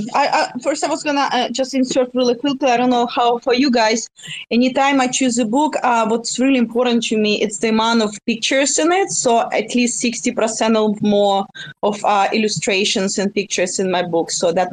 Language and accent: English; Russia; now in United States; I resigned in the United States, but I'm originally from Russia.